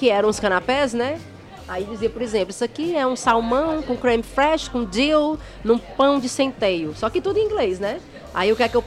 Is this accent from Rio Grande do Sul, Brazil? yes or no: no; Ceará, Brazil; accent: Cearense; now in United Kingdom; Não, eu sou cearense mesmo e eu falo com sotaque mesmo. Minhas amigas toda vida ficam frescando comigo quando eu volto. Está, tu mora 10 anos lá na Inglaterra, tu ainda fala desse jeito?